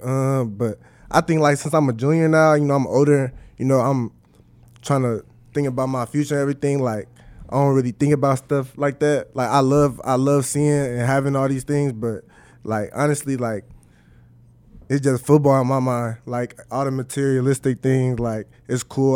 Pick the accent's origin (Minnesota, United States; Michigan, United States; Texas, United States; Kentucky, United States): Minnesota, United States; moved away as an adult; now in Nebraska, United States; my hometown